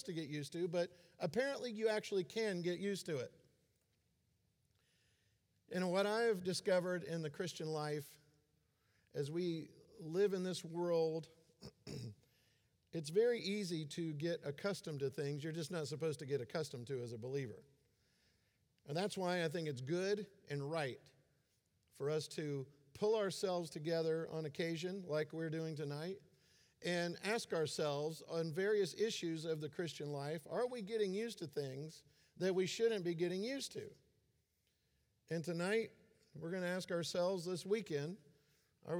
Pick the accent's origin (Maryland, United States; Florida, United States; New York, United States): Florida, United States; I grew up in Florida